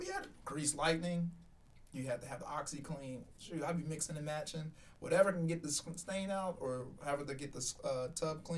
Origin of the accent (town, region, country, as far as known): Shreveport, Louisiana, United States; born or raised there; moved away as an adult; also born or lived in Baton Rouge; now in Los Angeles, United States